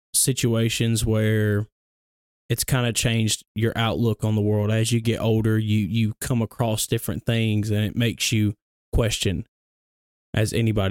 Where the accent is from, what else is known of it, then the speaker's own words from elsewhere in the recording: Gadsden, Alabama, United States; But yeah, I grew up in Bellevue Baptist Church. It's in Gadsden, so yep. Knuckle of the Mountain. That's where I grew up at, born and raised there.